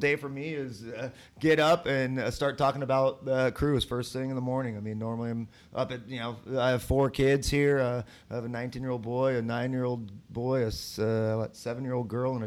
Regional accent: San Diego, California, United States; moved away as an adult; now in Columbus, United States; I'm from San Diego

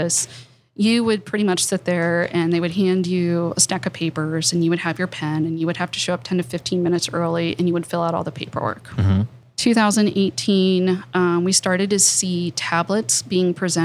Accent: Appalachia, United States; I grew up on the Ohio River, very small town

